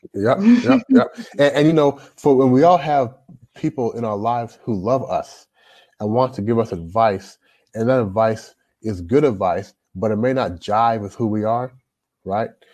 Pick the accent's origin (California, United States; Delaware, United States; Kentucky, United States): Kentucky, United States; Louisville; moved away as an adult; also born or lived in Toronto, Canada; now in China; I grew up in Louisville, Louisville Kentucky